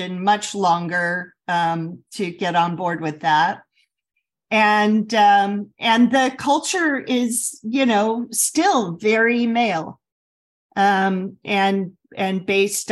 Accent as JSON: {"language": "English", "region": "Midwest", "country": "United States", "tie": "born or raised there", "said": "I grew up in the Midwest"}